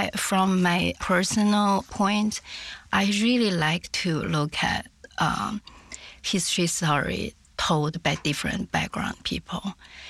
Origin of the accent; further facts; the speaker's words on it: Changchun, Jilin, China; moved away as an adult; also born or lived in Shenzhen, China; now in North America; my hometown Changchun